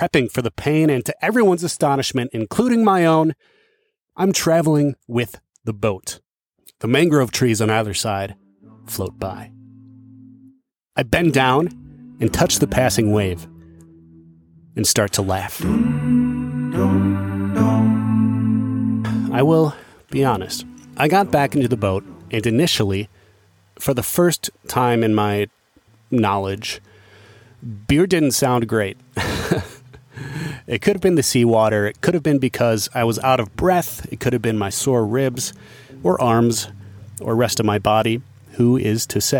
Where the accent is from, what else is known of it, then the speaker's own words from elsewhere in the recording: Dubuque, Iowa, United States; moved away; I'm back in my hometown of Dubuque, Iowa